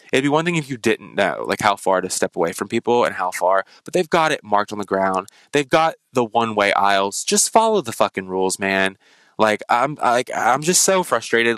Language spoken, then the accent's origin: English; United States; being an American